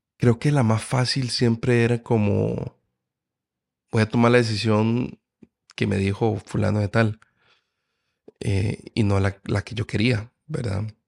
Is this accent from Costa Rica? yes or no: yes; Costa Rica; yo como tico apoyo Costa Rica